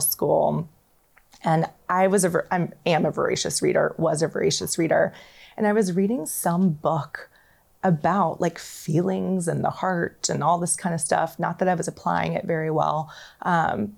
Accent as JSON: {"language": "English", "region": "the South", "country": "United States", "said": "I'm from the South"}